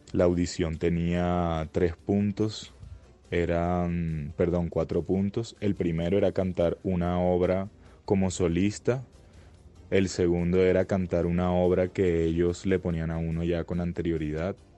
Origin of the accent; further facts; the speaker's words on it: Colombia; soy el único colombiano